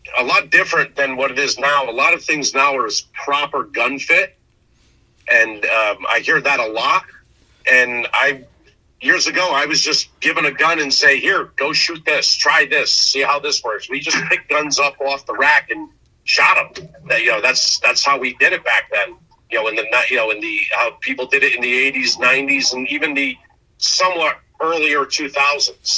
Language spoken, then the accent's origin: English; Connecticut, United States; I'm from Connecticut.